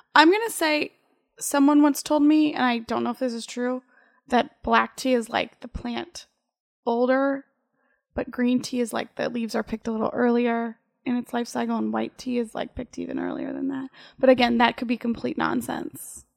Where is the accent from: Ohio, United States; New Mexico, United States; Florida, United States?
Ohio, United States; Central; I'm from Central Ohio